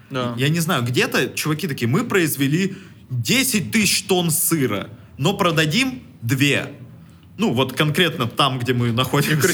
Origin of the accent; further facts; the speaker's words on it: Russia; born there; Ну, вот что вот мы такие, да, мы, вы, мы родились в России.